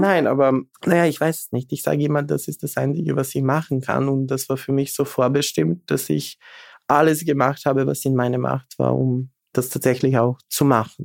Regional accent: Bor, eastern Serbia, Serbia; German is a second language; moved away as an adult; now in Vienna, Austria; ich bin geboren äh, 83 eben in Bor. Das ist Ostserbien.

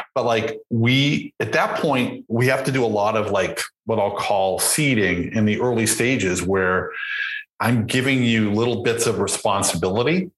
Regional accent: Boston, Massachusetts, United States; I grew up in Boston.

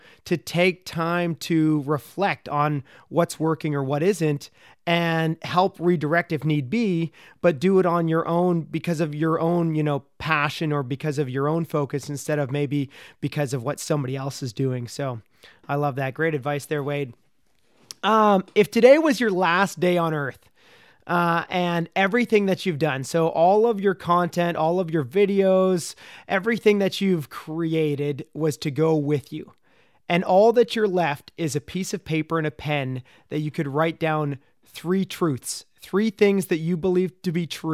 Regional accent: Ottawa Valley, Ontario, Canada

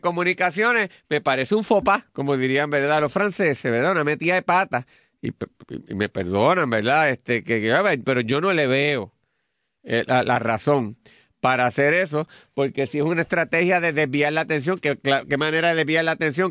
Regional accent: Puerto Rico; como los puertorriqueños

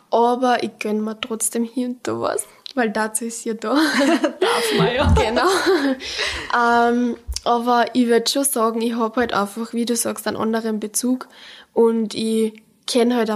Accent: Pongau, Salzburg, Austria; now in Salzburg, Austria; bei mir im Pongard drinnen, weil ich bin aus dem Pongard.

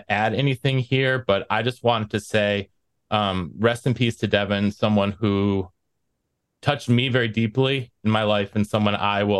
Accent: Hanover, New Hampshire, United States; moved away as an adult; also born or lived in Norwich, Vermont / Wisconsin; In my hometown of Hanover, New Hampshire, and Norwich, Vermont, across the river.

